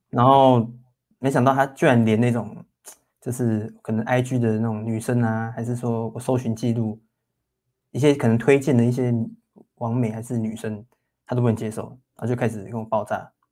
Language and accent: Chinese; Taoyuan, Taiwan; moved away as an adult; now in Hsinchu, Taiwan; 我们都是桃园人啊，只是我们，我们刚好都在新竹工作这样子